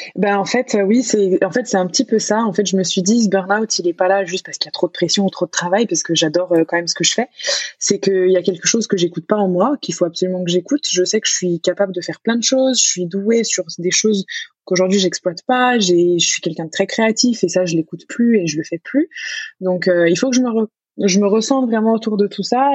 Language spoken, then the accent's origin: French; France; moved away as an adult; j'ai pu quitter la France, euh, partir voyager. Donc, c'est pour ça qu'aujourd'hui, je suis nomade. Donc, Donc, je suis partie de France